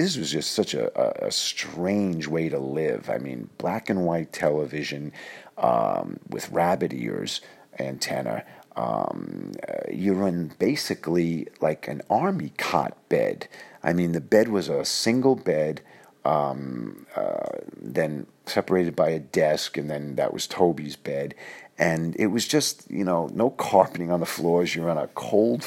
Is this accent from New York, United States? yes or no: yes; New York City, New York, United States; moved away as an adult; I was from Queens, New York